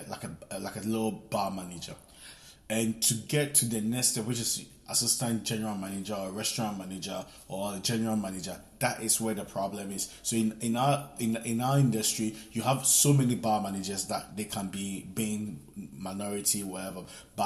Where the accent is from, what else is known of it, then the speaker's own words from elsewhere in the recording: Ghana; moved away as an adult; also born or lived in Italy; I'm from Ghana. I came here when I was probably 19. I came from Italy, and I've been working in the hospitality sector for the past 10 years.